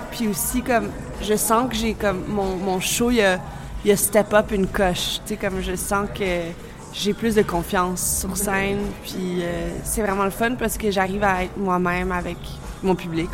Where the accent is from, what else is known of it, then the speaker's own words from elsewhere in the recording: Montreal, Quebec, Canada; also born or lived in Budapest, Hungary; je me considère vraiment péruvienne, canadienne, parce que j'ai grandi au Canada